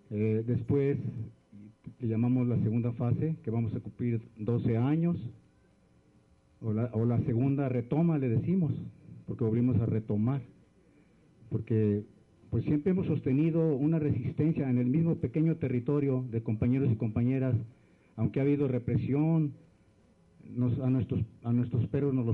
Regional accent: Jalisco, Mexico; A nosotros como venimos del sur de Jalisco, somos de la Unión Campesina Zapatista del Sur somos parte del Congreso Nacional Indígena

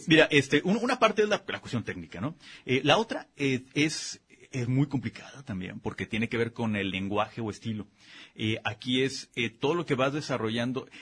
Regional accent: Guadalajara, Jalisco, Mexico; somos muy barrocos aquí en, Guadalajara

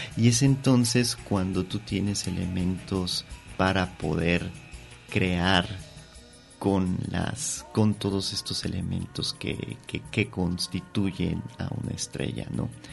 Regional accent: Mexico City, Mexico; yo soy de la Ciudad de México, pero ahora que estoy aquí en Guadalajara

